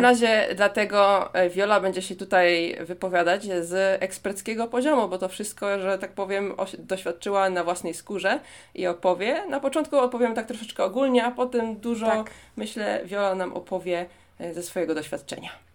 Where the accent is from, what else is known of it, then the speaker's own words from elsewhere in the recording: Poland; now in Seoul, South Korea; pani mi się pyta, skąd jestem, to mówię, że z Polski.